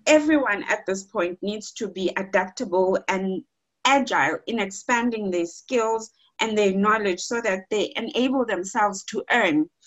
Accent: Eastern Cape, South Africa; moved away; I am from the Eastern Cape

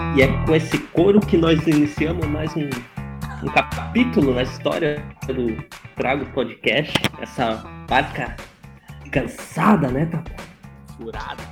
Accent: Rio Grande do Sul, Brazil; eu sou gaúcho

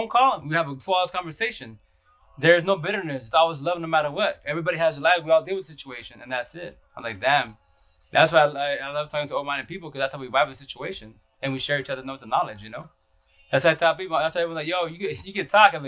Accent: Seattle, Washington, United States; now in Yakima, United States; I left Seattle, my real home

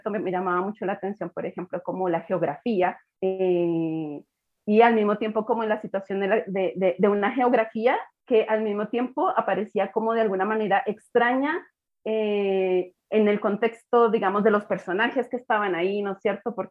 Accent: Colombia; viéndola como colombiana, pero también una colombiana un poco como distanciada de la experiencia vital de Colombia.

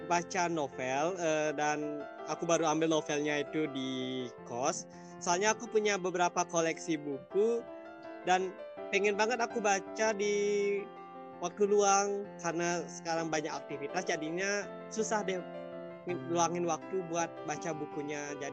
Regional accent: Kayu Putih, Bali, Indonesia; Asal aku dari Desa Kayu Putih, uh, dekat daerah wisata Lovina.

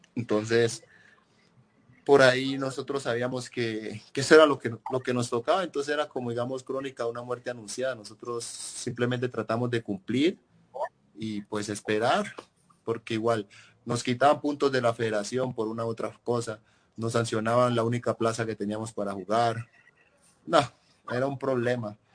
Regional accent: Riosucio, Chocó, Colombia; moved away as an adult; now in Huancayo, Peru; Yo soy de Río ah, Chocó. no soy de Caldas

